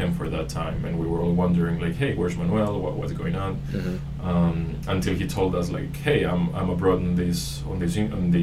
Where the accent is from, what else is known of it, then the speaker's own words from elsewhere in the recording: Panama; I'm from Panama. I'm half Panamanian, half Greek.